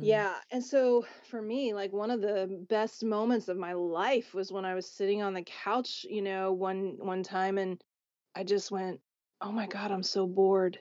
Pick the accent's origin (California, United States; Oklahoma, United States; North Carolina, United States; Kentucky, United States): Oklahoma, United States; growing up in Oklahoma